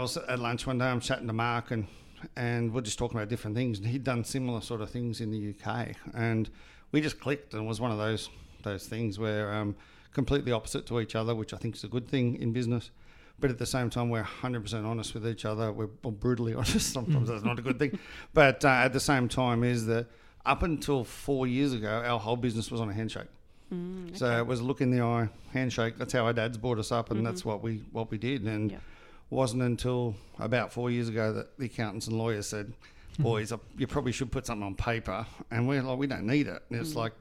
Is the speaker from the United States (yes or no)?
no; Australia; moved away as an adult; I was from Australia